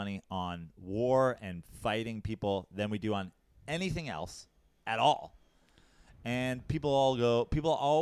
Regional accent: New York, United States; as a New Yorker

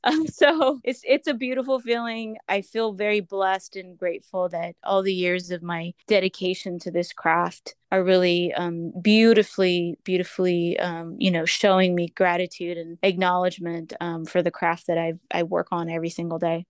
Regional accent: San Jose, California, United States; moved away as an adult; now in Los Angeles, United States; I'm from San Jose, California, specifically East Side San Jose, where I was raised.

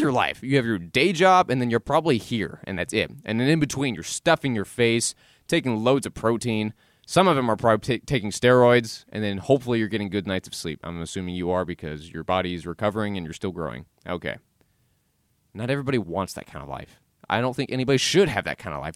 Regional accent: the South, United States; I was born and raised in the South

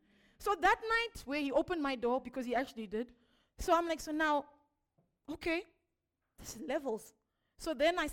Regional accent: Zimbabwe; I'm from Zimbabwe

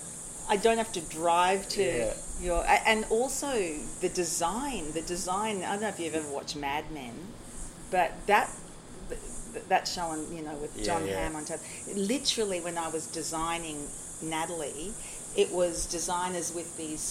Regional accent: Brisbane, Queensland, Australia; I come from Brisbane

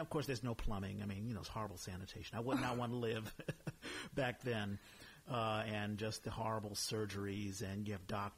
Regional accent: United States; being an American

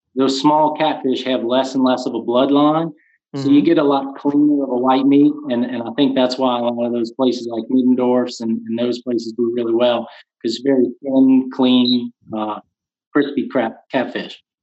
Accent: Luling, Louisiana, United States; I was born and raised in Luling, Louisiana. Uh, still currently reside here

